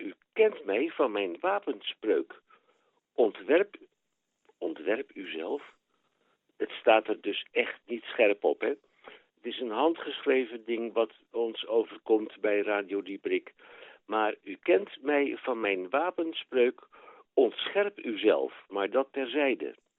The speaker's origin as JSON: {"language": "Dutch", "country": "Netherlands", "moved": "yes", "lives_now": "Belgium"}